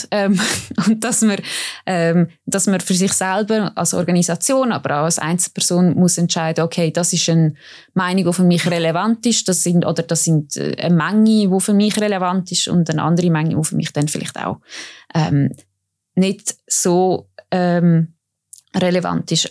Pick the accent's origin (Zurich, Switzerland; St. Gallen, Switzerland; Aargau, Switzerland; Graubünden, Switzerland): Aargau, Switzerland; Baden; Ich komme ja auch aus Baden, wo die Milchjugend ähm, gegründet worden ist.